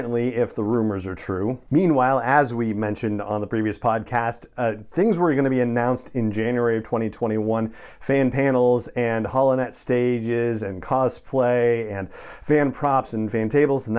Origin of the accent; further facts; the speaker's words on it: Los Angeles, California, United States; when I was a kid and growing up in Los Angeles